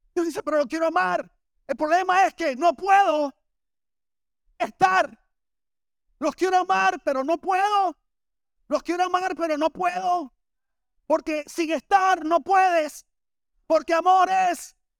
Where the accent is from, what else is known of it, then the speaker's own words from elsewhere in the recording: Barranquilla, Atlántico, Colombia; moved away as an adult; now in Miami, United States; yo vengo de Barranquilla